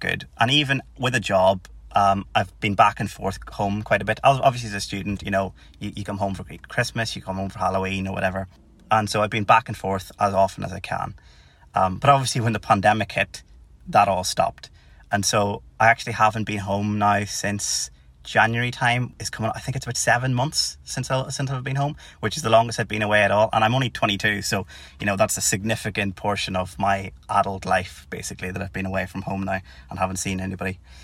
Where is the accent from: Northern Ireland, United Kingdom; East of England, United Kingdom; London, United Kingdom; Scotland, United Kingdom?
Northern Ireland, United Kingdom; Tyrone; moved away as an adult; now in Cardiff, United Kingdom; as you can probably guess by the accent, I'm not from Cardiff or Wales. I'm from Tyrone originally.